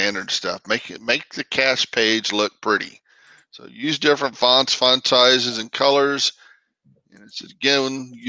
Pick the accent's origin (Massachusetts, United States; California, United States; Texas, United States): Texas, United States; I'm from Texas.